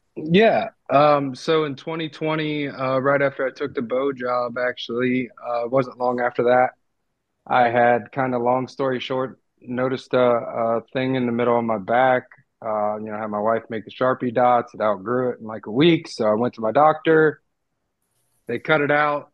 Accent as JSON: {"language": "English", "region": "Ohio", "country": "United States", "tie": "born or raised there", "moved": "yes", "said": "Being born and raised in Ohio, I wrestled from as long as I can really remember."}